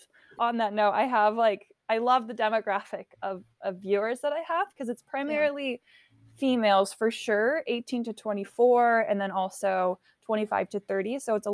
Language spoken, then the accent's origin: English; France; born there; I mean, like I mentioned earlier, I was born in France, and so my parents always kind of infused this desire